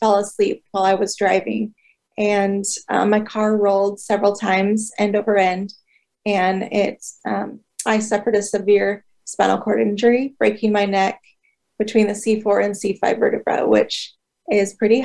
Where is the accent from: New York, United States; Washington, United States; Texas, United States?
Washington, United States; Woodinville; also born or lived in Southern California; I grew up and still live in Woodinville, Washington, which is about 20 minutes northeast of Seattle.